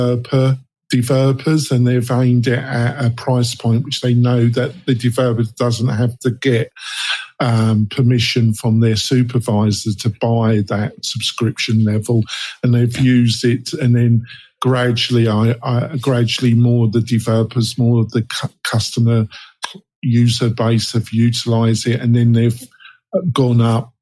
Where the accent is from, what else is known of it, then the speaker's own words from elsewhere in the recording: England, United Kingdom; also born or lived in West Coast, United States; now in United States; I'm English. I live in America, Adam, on the West Coast.